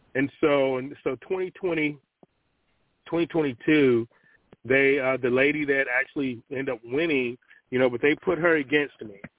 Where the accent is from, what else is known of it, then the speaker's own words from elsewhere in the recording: Cleveland, Ohio, United States; moved away as an adult; also born or lived in Virginia; Born and raised in Cleveland, Ohio, spent 27 years